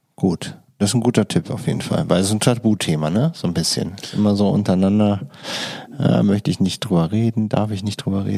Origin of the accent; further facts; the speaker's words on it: Düsseldorf, North Rhine-Westphalia, Germany; in Düsseldorf nicht, kennt man das nicht so? Also da, wo ich groß geworden bin